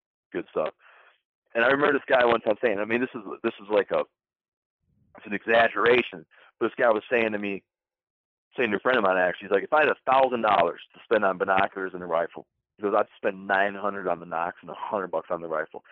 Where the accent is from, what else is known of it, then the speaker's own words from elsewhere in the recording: Michigan, United States; now in New York, United States; I grew up hunting in Michigan